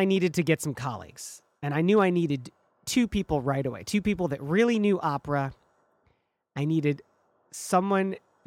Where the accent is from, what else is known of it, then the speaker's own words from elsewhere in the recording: Michigan, United States; moved away; which is what I grew up in back in Michigan